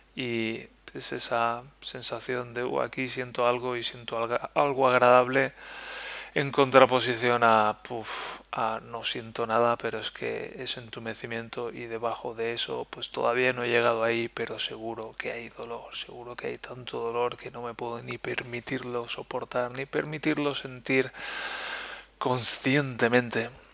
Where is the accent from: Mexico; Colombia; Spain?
Spain; first language Spanish; moved away; estoy lejos de España y que estoy lejos de mi idioma natal, de mi lengua materna